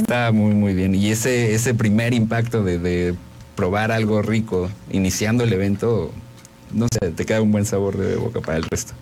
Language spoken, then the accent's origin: Spanish; Mexico; En México adoptamos, abrazamos la comida de otros países